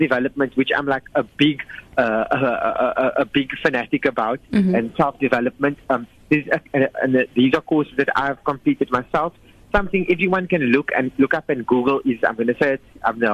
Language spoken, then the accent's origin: English; South Africa; we are South African and we're in Africa.